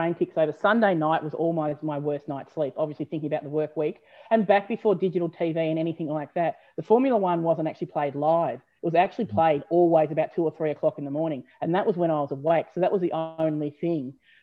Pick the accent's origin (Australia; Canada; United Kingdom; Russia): Australia; being an Aussie